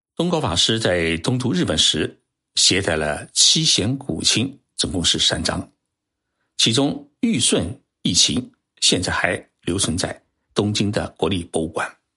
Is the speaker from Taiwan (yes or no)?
no; Zhejiang, China; now in Tokyo, Japan; 我是浙江人